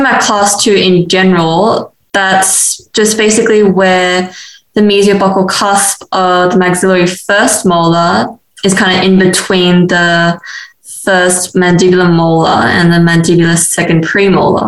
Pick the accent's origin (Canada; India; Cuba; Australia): Australia; Sydney, New South Wales; now in Adelaide, Australia; I'm a BDS3 student this year and from Sydney.